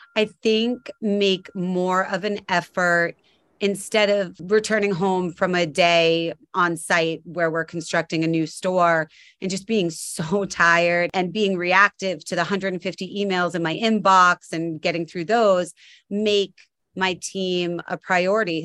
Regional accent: Cape Cod, Massachusetts, United States; I grew up on Cape Cod

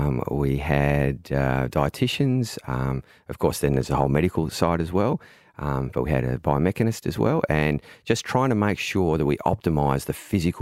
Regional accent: Melbourne, Victoria, Australia; I am from Melbourne.

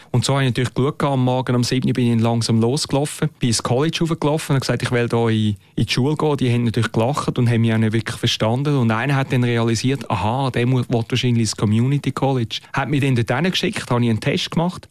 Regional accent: Muri, Switzerland; also born or lived in Mexico City; in Muri, wo ich aufgewachsen bin

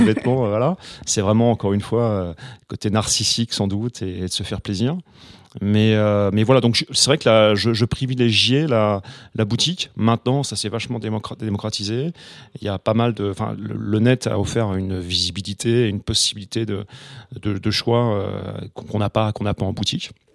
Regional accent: Normandy, France; j'avais un ami, que j'ai toujours d'ailleurs, à, Rouen, puisque je suis normand

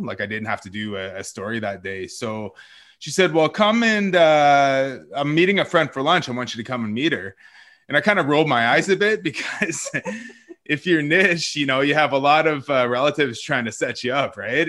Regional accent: Wasauksing First Nation, Ontario, Canada; also born or lived in Toronto; after I was born, I uh, went back to the res, and that's where I grew up

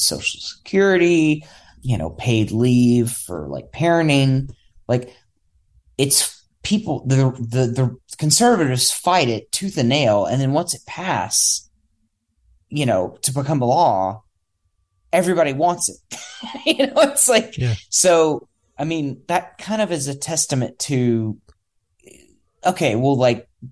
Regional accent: United States; as an American

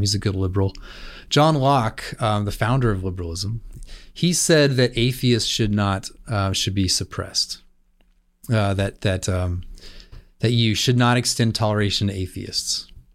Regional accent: California, United States; I grew up in California

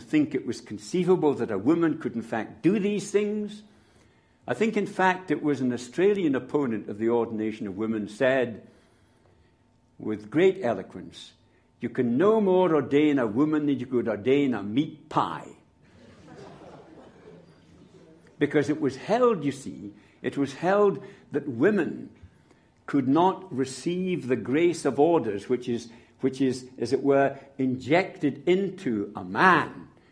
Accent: Scotland, United Kingdom; I'm a Scot

